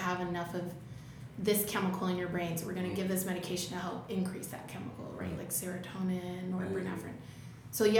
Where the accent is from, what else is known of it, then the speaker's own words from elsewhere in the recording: Alabama, United States; moved away; I grew up in Alabama, if you can hear the accent. It's still there.